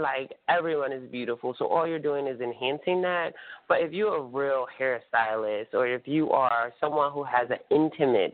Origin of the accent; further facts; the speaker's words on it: Atlantic City, New Jersey, United States; Atlantic City, my hometown